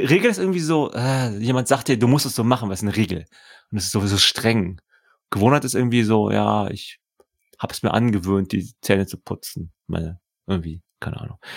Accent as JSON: {"language": "German", "region": "London", "country": "United Kingdom", "second_language": "German", "said": "Ich bin aus London."}